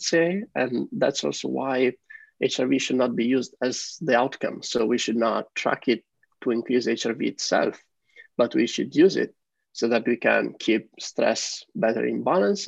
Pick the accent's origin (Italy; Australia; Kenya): Italy; moved away as an adult; also born or lived in Netherlands / San Francisco, United States; now in Amsterdam, Netherlands; I live here in Amsterdam with my partner. Uh, originally, we are from Italy